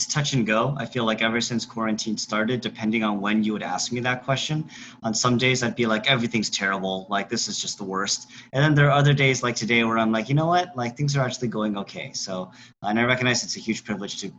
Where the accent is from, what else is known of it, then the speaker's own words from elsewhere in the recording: Irvine, California, United States; also born or lived in Beijing, China; I grew up in Irvine, which is in Orange County in Southern California